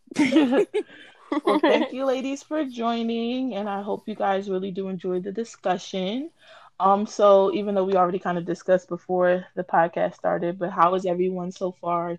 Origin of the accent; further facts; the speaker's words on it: New Jersey, United States; I'm from Jersey